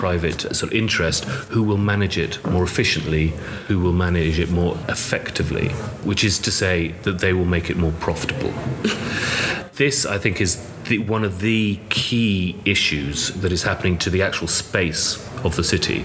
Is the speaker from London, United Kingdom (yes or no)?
yes; London, United Kingdom; born in London, but as I was growing up, I started walking around the city